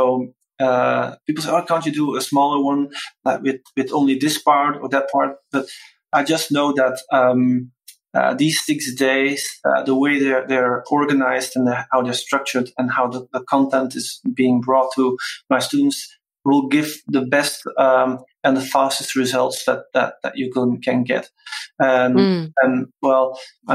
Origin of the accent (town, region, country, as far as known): Belgium; born or raised there